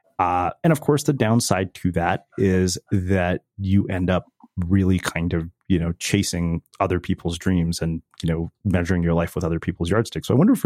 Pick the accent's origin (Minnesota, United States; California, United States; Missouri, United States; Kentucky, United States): California, United States; Riverside; I mean, I grew up in Southern California as well. So, you know, I know it well, but I'm from Riverside, which, you know, people in Orange County basically consider the ghetto